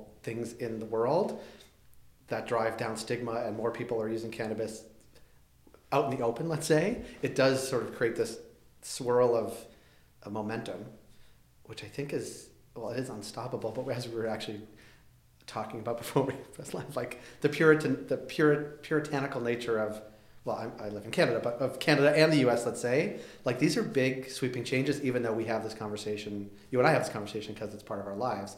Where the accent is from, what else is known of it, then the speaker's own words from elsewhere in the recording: Boston, Massachusetts, United States; I'm from Boston.